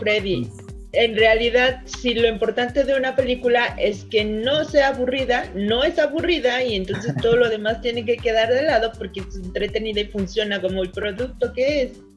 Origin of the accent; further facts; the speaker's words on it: Mexico; nosotros como mexicanos